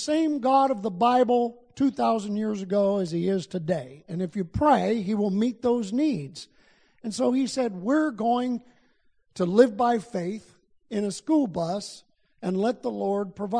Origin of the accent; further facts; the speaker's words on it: Albuquerque, New Mexico, United States; I come from Albuquerque, New Mexico in the U.S.